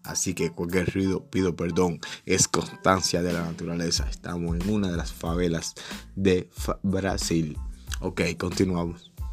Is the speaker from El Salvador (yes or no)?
no; Cuba; moved away as an adult; also born or lived in Trinidad and Tobago; como buen cubano